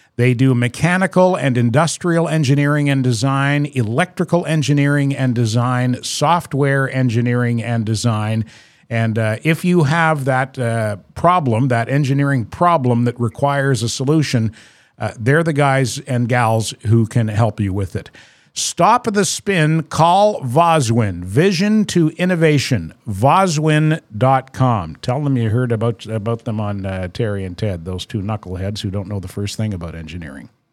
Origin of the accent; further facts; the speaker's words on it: New Brunswick, Canada; accent: maritime R's; moved away as an adult; also born or lived in Toronto; now in Montreal, Canada; I'm from New Brunswick and I haven't lived there for, I, I moved away 30, 30, 44 years ago